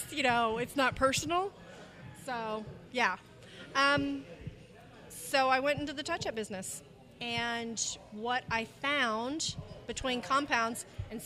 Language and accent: English; Tulsa, Oklahoma, United States; moved away as an adult; now in Texas, United States; I actually grew up right here in Tulsa, Oklahoma.